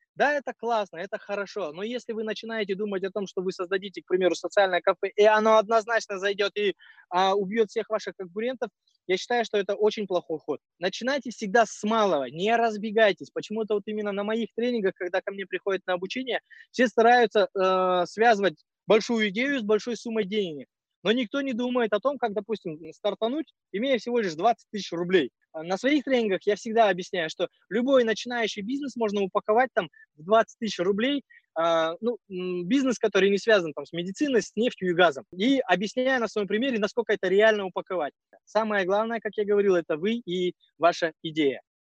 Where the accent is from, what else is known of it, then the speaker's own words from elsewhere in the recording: Kazakhstan; мы казахи